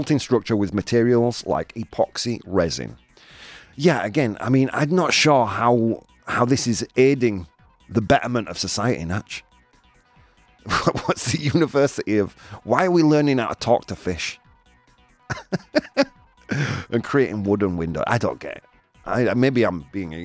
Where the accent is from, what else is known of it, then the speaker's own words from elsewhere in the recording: England, United Kingdom; Rather than being English, I'm a citizen of planet Earth